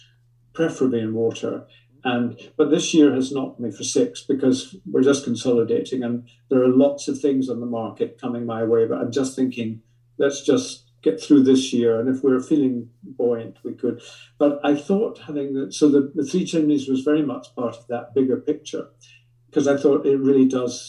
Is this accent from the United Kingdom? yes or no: yes; Scotland, United Kingdom; moved away; I grew up in Scotland and I love Scotland